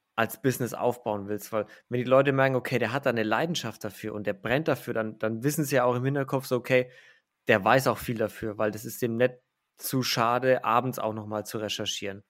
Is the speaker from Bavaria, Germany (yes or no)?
yes; Franconia, Bavaria, Germany; da kommt jetzt mein innerer Franke raus